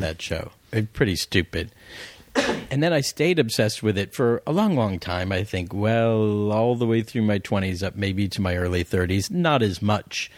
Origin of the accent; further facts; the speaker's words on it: Florida, United States; moved away as an adult; I was a kid from Florida